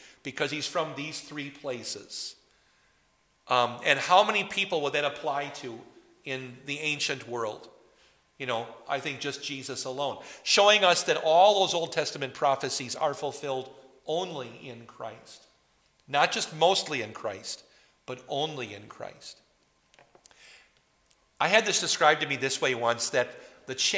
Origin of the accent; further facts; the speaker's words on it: Poynette, Wisconsin, United States; also born or lived in Madison, Wisconsin; now in New Ulm, United States; my family lived in Poinette, Wisconsin